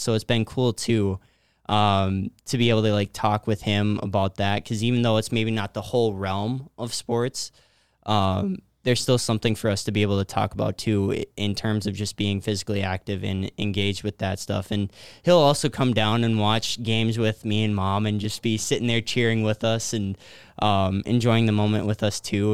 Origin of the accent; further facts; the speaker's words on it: New Ulm, Minnesota, United States; I was born and raised in New Ulm